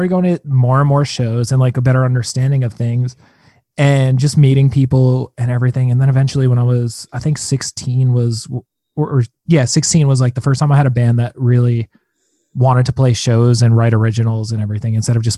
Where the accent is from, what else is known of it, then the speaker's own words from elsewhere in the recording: Long Island, New York, United States; moved away as an adult; now in Los Angeles, United States; I've been on Long Island back at my mom since mid-November